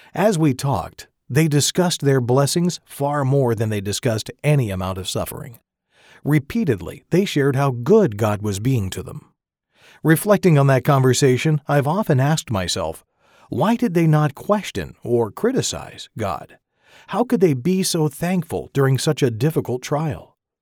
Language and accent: English; McArthur, California, United States; moved away as an adult; also born or lived in Lemoore, California; now in Woodland, United States; My wife Katie and I grew up together in Northern California